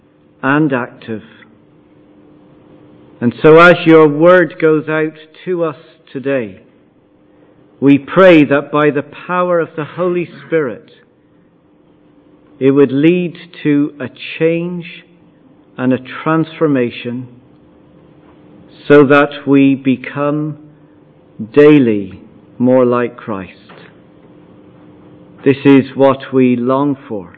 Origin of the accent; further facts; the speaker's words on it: Ireland; I'm Irish, I'm a husband, I'm a father, I'm a pastor, I'm a Munster supporter